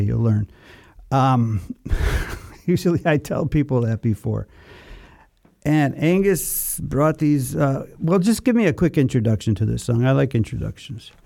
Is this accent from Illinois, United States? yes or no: yes; Chicago, Illinois, United States; moved away; Chicago, Illinois, my hometown. We grew up in Chicago at the same time